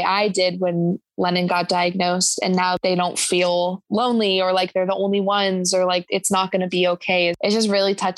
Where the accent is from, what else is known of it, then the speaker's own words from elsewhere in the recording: Chicago, Illinois, United States; I'm from Chicago.